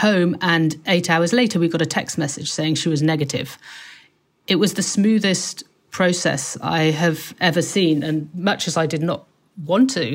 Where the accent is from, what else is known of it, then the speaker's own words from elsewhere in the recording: United Kingdom; moved away as an adult; now in Seoul, South Korea; I come from a Western background. I'm British